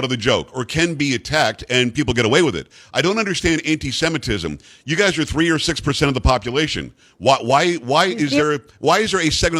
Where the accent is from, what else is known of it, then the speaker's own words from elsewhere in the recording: South Florida, United States; also born or lived in Long Island, New York; I grew up in South Florida. I told you that I'm from Long Island originally, and I grew up in South Florida.